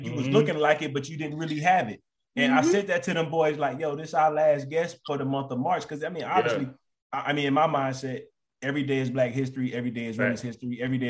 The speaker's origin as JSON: {"language": "English", "town": "Florence", "region": "South Carolina", "country": "United States", "said": "We from Florence."}